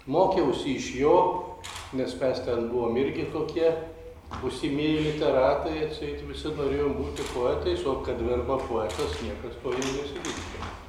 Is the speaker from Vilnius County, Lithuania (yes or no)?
no; Klaipėda, Klaipėda County, Lithuania; nes aš esu klaipėdiškis.